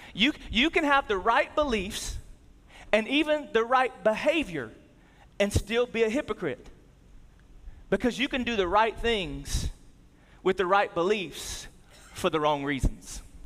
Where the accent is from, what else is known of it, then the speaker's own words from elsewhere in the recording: the South, United States; we grew up in the South and, and we grew up in church.